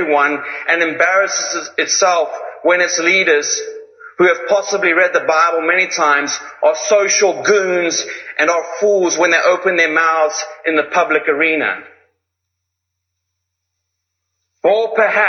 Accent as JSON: {"language": "English", "country": "Zimbabwe", "said": "I come from Zimbabwe"}